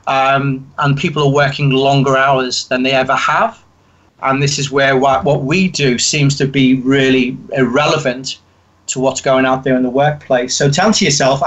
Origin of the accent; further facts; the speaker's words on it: Liverpool, North West England, United Kingdom; accent: Liverpool; I grew up in Liverpool